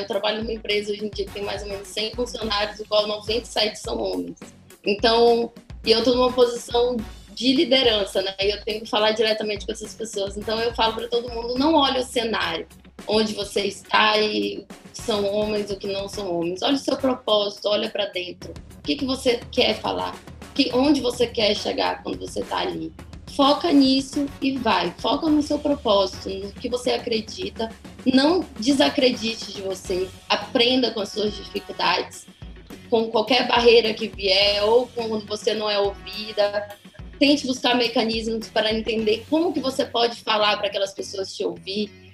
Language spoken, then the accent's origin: Portuguese; Pará, Brazil; also born or lived in São Paulo; eu como paraense